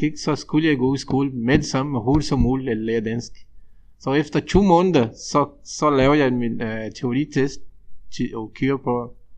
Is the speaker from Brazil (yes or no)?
yes; Brazil; Danish is a second language; moved away as an adult; now in Denmark; vi som brasilianere